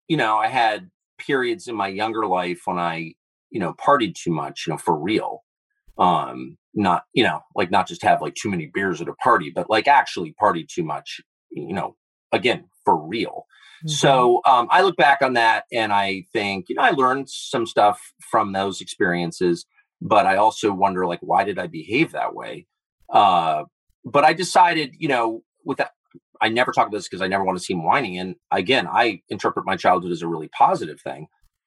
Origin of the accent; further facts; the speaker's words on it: Los Angeles, California, United States; I grew up in Southern California at a time when people were doing really weird stuff.